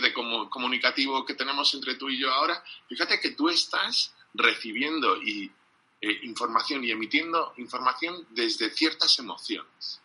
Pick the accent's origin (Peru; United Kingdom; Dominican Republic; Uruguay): United Kingdom; England; Spanish is a second language; como soy inglés